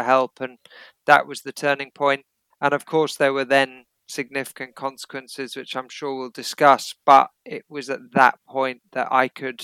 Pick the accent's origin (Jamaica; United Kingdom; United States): United Kingdom; Derbyshire, East Midlands; also born or lived in Kenya / Oundle, Northamptonshire; I spent the first few years of my life there because mum and dad were teaching there. Then I went to a prep school in Derbyshire